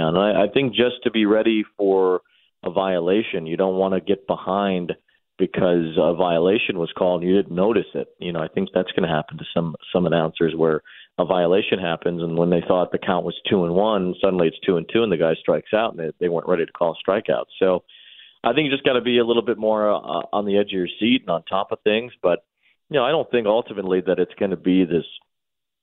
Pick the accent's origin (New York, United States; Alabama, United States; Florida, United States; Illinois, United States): Illinois, United States; Chicago; growing up in Chicago